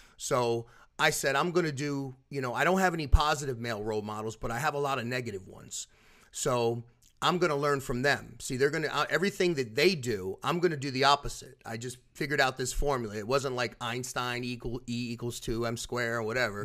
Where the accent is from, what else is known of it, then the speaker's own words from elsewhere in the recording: Philadelphia, Pennsylvania, United States; now in Orlando, United States; I was born in Philadelphia. I'm originally from South Philadelphia